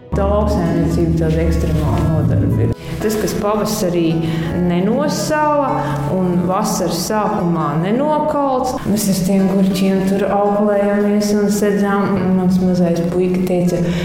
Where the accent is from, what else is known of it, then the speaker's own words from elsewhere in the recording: Durbe, South Kurzeme Municipality, Latvia; mēs esam no Latvijas mazākās pilsētas tiešām